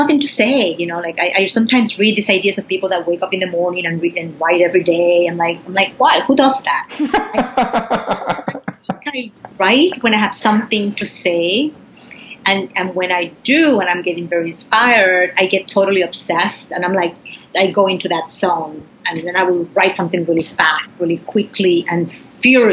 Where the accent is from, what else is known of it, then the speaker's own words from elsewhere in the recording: Puerto Rico; I grew up in Puerto Rico and in a countryside.